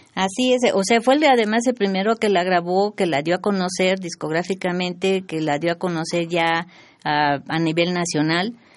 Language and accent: Spanish; Mexico City, Mexico; todos mis hermanos somos cuatro, nacimos aquí en la Ciudad de México